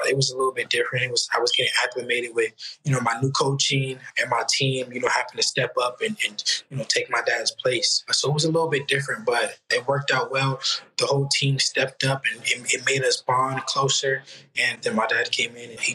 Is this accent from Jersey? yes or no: no; Oakland, California, United States; I'm from Oakland